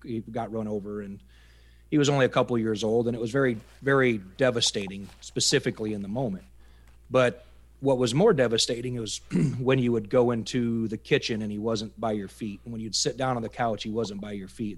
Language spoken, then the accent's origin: English; upper Iowa, United States; moved away as an adult; I grew up in the Midwest, uh, upper Iowa farm country.